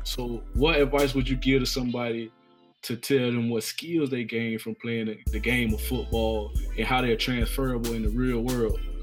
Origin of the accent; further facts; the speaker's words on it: Tallahassee, Florida, United States; growing up in Tallahassee, man, we grew up in that in that shadow of that school that sit on the hill